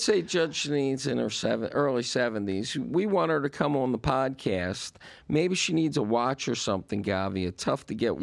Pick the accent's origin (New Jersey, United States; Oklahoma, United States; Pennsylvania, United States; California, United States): Pennsylvania, United States; Philadelphia; now in Florida, United States; we're both from Philadelphia originally.